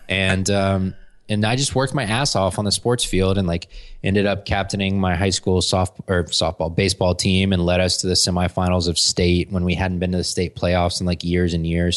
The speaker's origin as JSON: {"language": "English", "town": "Atlanta", "region": "Georgia", "country": "United States", "tie": "born or raised there", "also_born_or_lived": "Florida", "said": "I was born in Florida, and then I've lived in Atlanta for my whole life, basically. I moved here when I was five, and I've been here ever since"}